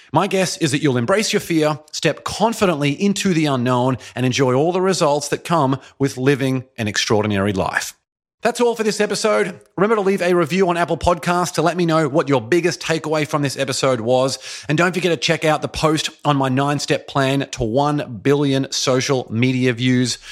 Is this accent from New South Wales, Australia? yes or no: no; Brisbane, Queensland, Australia; moved away as an adult; also born or lived in Boston, Massachusetts / Shanghai, China; now in Los Angeles, United States; I made the decision at the age of twenty-eight to move from my hometown, beautiful Brisbane, Australia, all the way over to Boston, Massachusetts.